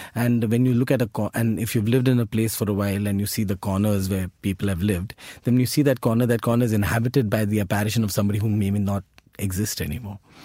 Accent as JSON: {"language": "English", "country": "India", "said": "our identities as Indian citizens are shaped"}